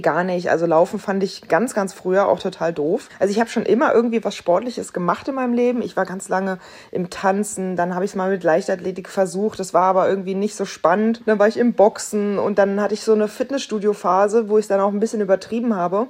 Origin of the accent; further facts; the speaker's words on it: Berlin, Germany; ich als Berlinerin